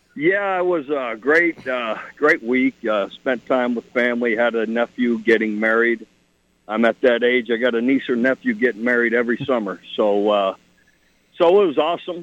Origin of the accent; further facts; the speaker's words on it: Ohio, United States; moved away; I'm from Ohio